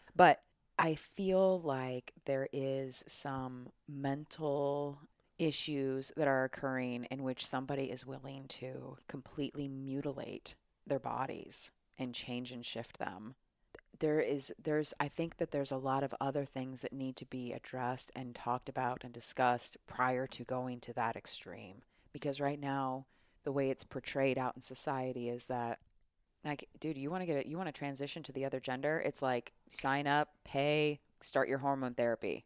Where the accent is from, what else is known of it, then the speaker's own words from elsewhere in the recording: United States; as an American citizen